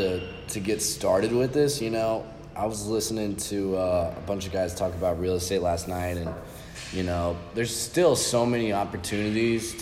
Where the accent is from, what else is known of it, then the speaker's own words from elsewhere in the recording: St. Louis, Missouri, United States; now in Miami, United States; I'm from St. Louis